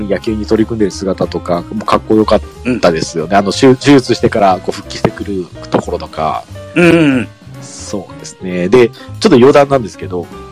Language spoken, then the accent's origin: Japanese; Mie, Japan; 地元が三重県なん